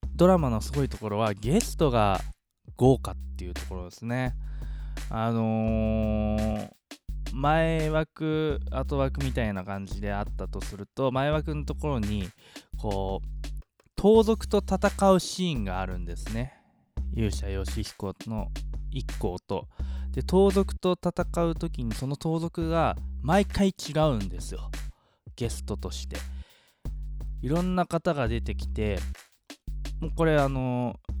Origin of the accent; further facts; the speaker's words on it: Yokohama, Kanagawa, Japan; イソゴは自分の地元なんでね